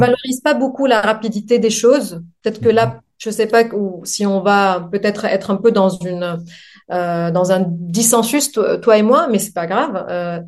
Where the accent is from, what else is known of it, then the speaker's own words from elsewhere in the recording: Lebanon; French is a second language; moved away as an adult; also born or lived in Montpellier, France; now in France; je viens du Liban.